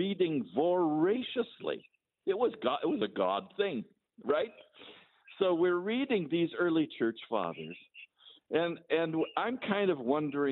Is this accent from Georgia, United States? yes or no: no; Yuba City, California, United States; the church in Yuba City, that was my hometown